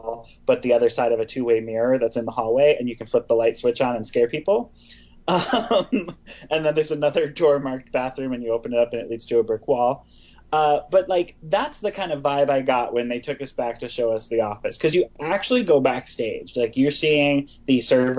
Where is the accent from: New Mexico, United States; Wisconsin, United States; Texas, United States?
Wisconsin, United States; I grew up in Wisconsin